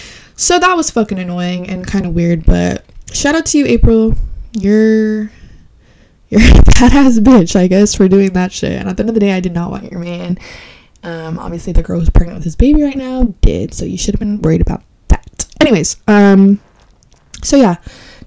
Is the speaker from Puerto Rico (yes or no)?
yes; Puerto Rico; I am not Honduran. I am Puerto Rican.